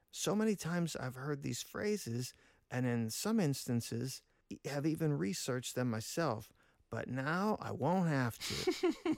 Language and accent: English; Pittsburgh, Pennsylvania, United States; we hail from Pittsburgh